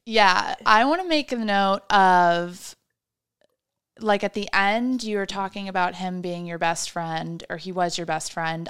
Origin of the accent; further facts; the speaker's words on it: Midwest, United States; I am also from the Midwest